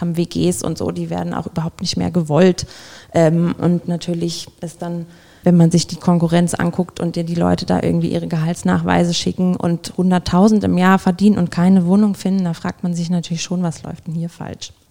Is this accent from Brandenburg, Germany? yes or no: no; village near Göttingen, Lower Saxony, Germany; moved away as an adult; also born or lived in East Frisia (family); now in Oppenheim, Germany; mein Dorf ist so 15 Kilometer von Göttingen entfernt, wo ich groß geworden bin